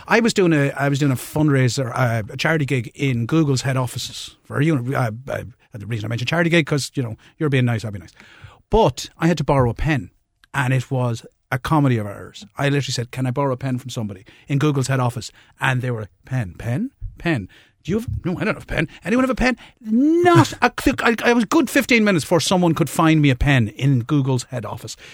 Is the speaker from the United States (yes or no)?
no; Limerick, Munster, Ireland; moved away; I'm originally from Limerick